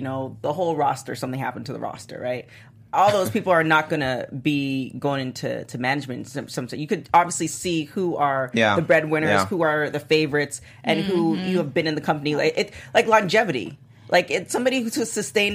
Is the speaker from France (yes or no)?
no; Toronto, Ontario, Canada; now in Los Angeles, United States; I grew up in Toronto